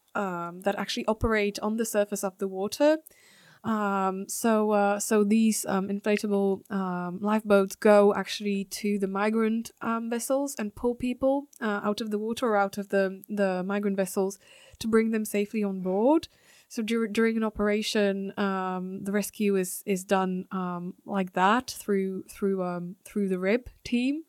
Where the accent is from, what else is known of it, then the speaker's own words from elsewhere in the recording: Slovakia; moved away; also born or lived in France / United Kingdom; being from Slovakia